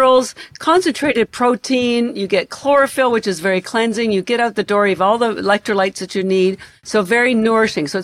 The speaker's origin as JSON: {"language": "English", "country": "Canada", "moved": "yes", "lives_now": "Boston, United States", "said": "I'm Canadian, although I live in Boston"}